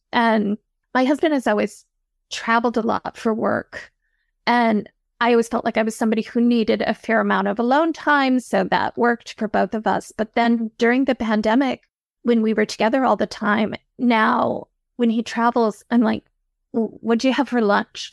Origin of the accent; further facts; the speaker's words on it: Midland, Michigan, United States; I grew up in Midland, Michigan, which is the headquarters of the Dow Chemical Company.